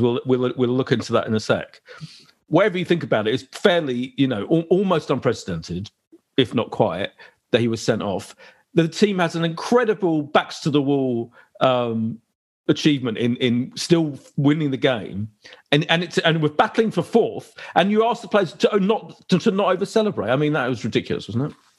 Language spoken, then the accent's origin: English; London, United Kingdom; I grew up in Clapton as well. So I'm an East Ender, really